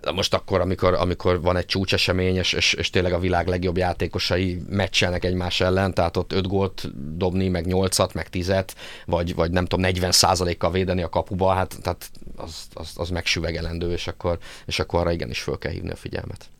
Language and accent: Hungarian; Szeged, Csongrád-Csanád, Hungary; én, én szegedi vagyok